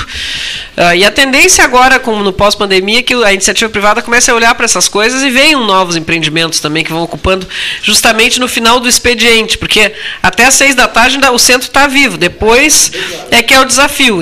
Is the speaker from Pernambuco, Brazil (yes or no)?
no; Pelotas, Rio Grande do Sul, Brazil; 210 anos da nossa cidade